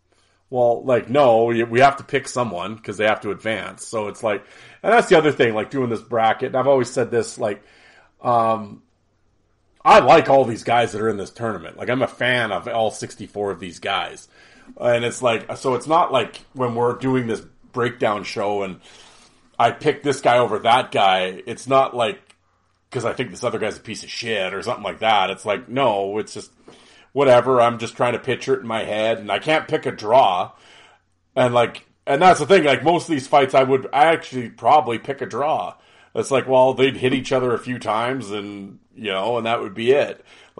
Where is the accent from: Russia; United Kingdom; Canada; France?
Canada; Absolutely. That's why I'm Canadian.